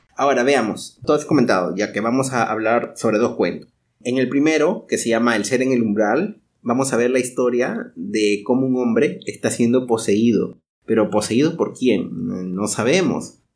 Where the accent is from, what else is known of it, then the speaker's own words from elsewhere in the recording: Peru; now in Brazil; nosotros somos también inmigrantes, ¿no? Nosotros somos peruanos, pero vivimos en Brasil